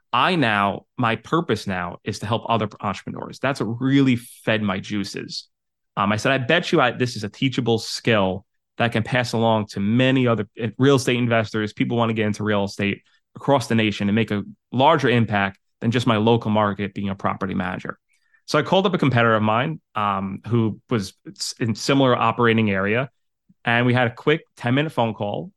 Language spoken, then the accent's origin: English; New York City, New York, United States; moved away; also born or lived in Westchester, New York / Connecticut; I'm originally from Staten Island, New York. I moved to Westchester and then my, set up my business in Connecticut.